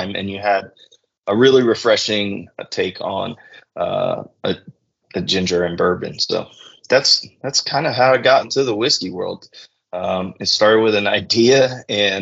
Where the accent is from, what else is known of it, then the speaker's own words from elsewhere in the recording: the South, United States; growing up in the South, most households had whiskey